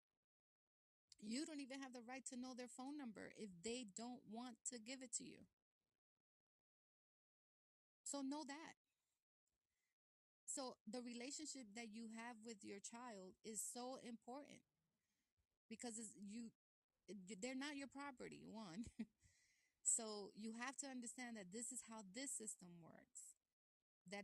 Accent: New York City, New York, United States; I was born in Brooklyn

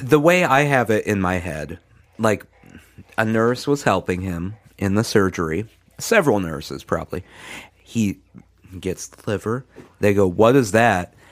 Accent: Midwest, United States; now in the South, United States; growing up in the Midwest

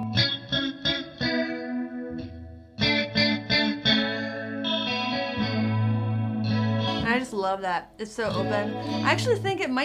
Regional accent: Ohio, United States; I'm from Ohio, which is where … is from.

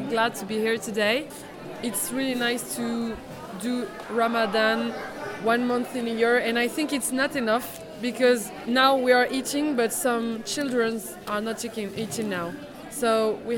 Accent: Paris, Île-de-France, France; moved away as an adult; now in Ireland; My origin is Moroccan, so I'm Moroccan, but I was born in Paris, I grew up in Paris

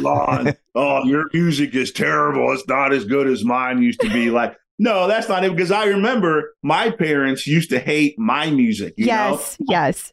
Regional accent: West Virginia, United States; moved away; also born or lived in Arizona / Seattle; I'm originally from West Virginia

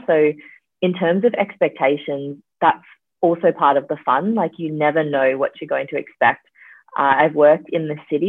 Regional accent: Perth, Western Australia, Australia; also born or lived in New South Wales; now in Victoria, Australia; I'm from Perth, but I'm currently in Victoria, but I'm studying in New South Wales

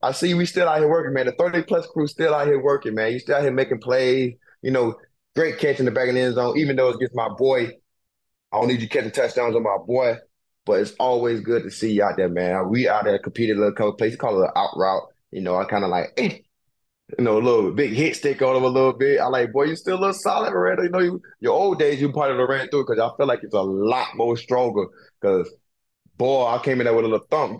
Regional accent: Brunswick, Georgia, United States; now in Philadelphia, United States; where I was born at in Brunswick, Georgia

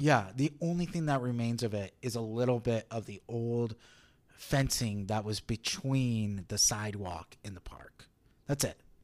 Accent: Las Vegas, Nevada, United States; also born or lived in Northridge, California; I grew up uh, here in Las Vegas, but I was not born here. I wa-, I was born in California in nineteen eighty-eight.

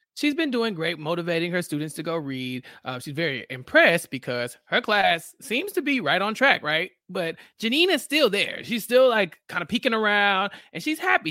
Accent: Texas, United States; I'm from Texas and we have random horses

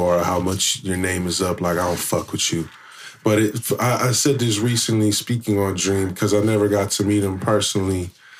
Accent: San Francisco, California, United States; I'm from Frisco.

